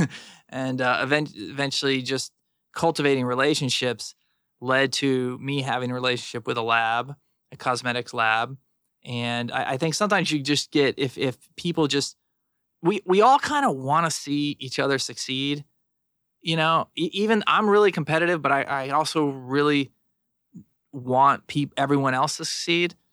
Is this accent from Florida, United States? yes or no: yes; South Florida, United States; I grew up in South Florida